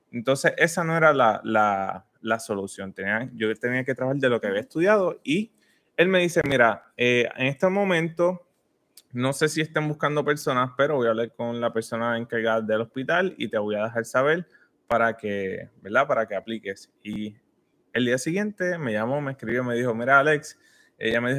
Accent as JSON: {"language": "Spanish", "country": "Puerto Rico", "moved": "yes", "lives_now": "Orlando, United States", "said": "vinimos de Puerto Rico sin nada, en busca de, de lo que sea"}